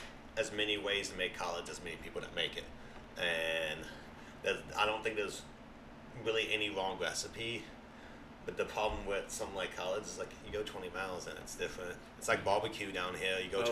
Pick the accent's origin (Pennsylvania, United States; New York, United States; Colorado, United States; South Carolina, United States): South Carolina, United States; Greenville; moved away; also born or lived in Atlanta, Georgia / Ohio / Cary, North Carolina; I'm from South Carolina, Greenville, South Carolina. Right outside of Greenville. I was born in Atlanta. My culinary career started in Ohio, though.